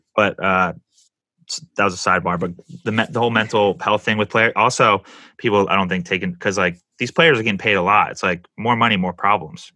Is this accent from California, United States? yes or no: yes; San Diego, California, United States; also born or lived in Los Angeles; I've I lived in San Diego most of my life